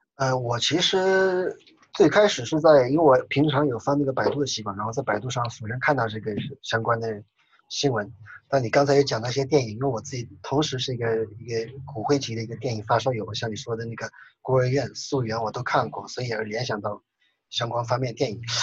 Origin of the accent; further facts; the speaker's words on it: Sichuan, China; also born or lived in Beijing / Lancaster, United Kingdom / Hong Kong; now in Shanghai, China; 我是四川人，然后现在在上海交通大学卡良法学院，然后，呃，读宪法和行政法专业的